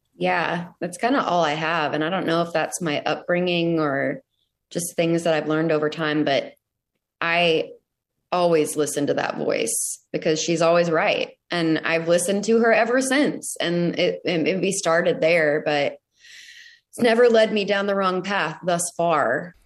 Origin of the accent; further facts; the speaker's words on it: Arlington, Texas, United States; moved away as an adult; now in Nashville, United States; I'm from Arlington, Texas, outside of Dallas